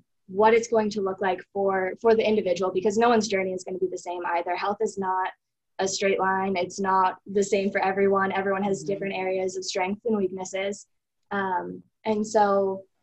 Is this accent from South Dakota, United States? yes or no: no; Jackson, Wyoming, United States; I was born and raised here in Jackson, so I've lived here my whole life